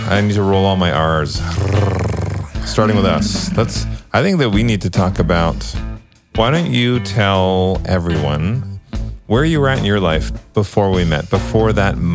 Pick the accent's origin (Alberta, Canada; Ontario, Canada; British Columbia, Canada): Ontario, Canada; Toronto; I'm from Toronto.